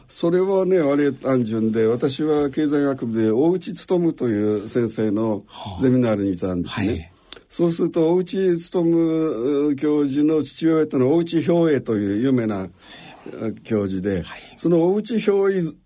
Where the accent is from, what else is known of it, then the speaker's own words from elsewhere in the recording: Koriyama, Fukushima, Japan; 福島県の郡山市です。